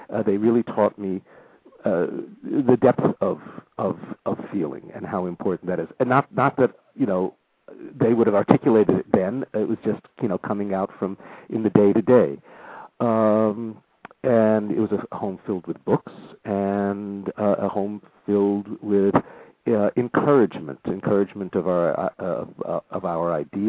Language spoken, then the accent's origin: English; Southern California, United States; moved away as an adult; growing up in Southern California.